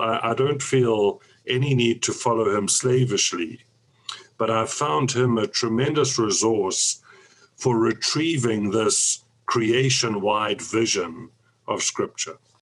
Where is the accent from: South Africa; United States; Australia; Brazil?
South Africa; I grew up in South Africa, was thoroughly converted uh, out of a nominal Christian home into South African evangelicalism